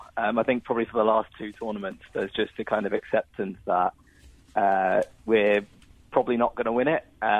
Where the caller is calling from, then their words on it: London, United Kingdom; Calling in from London.